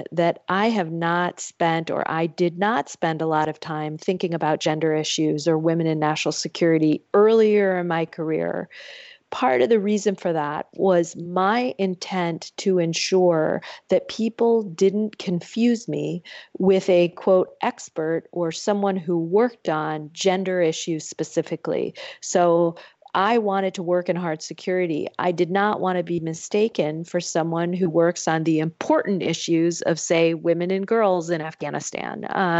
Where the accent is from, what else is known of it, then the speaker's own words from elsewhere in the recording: Michigan, United States; I get questions when I go home to my home state of Michigan